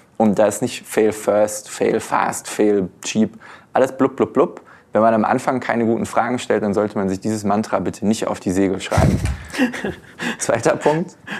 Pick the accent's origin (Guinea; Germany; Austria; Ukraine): Germany; uns Deutsche